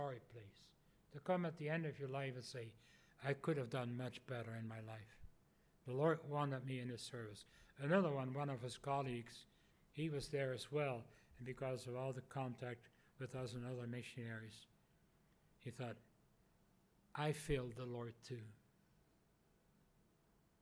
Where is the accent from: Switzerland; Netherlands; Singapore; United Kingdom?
Netherlands; moved away; originally from the Netherlands.